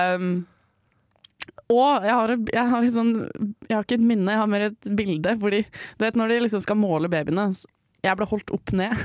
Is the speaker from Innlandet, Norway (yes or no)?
yes; Raufoss, Innlandet, Norway; also born or lived in Villajoyosa, Spain / Alfaz del Pi, Spain; now in Trondheim, Norway; jeg kommer fra Toten, fra Raufoss. Men, ja. men, jeg ble ikke født